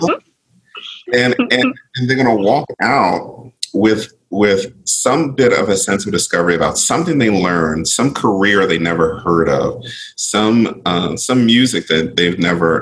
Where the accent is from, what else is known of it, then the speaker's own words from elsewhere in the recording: Philadelphia, Pennsylvania, United States; I grew up in Philadelphia